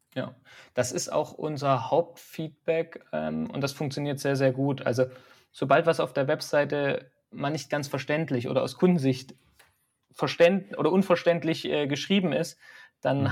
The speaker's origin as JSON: {"language": "German", "town": "Dresden", "region": "Saxony", "country": "Germany", "also_born_or_lived": "Nuremberg / Altenberg", "moved": "yes", "lives_now": "Hesse, Germany", "said": "ich komme eigentlich aus Dresden und bin auch über Altenberg nach, äh, nach Hessen gekommen"}